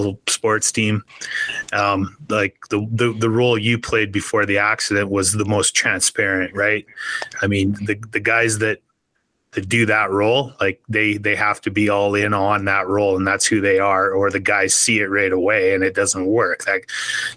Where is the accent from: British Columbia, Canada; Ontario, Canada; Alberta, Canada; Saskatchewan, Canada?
Saskatchewan, Canada; Nipawin; I grew up just outside of Nipawin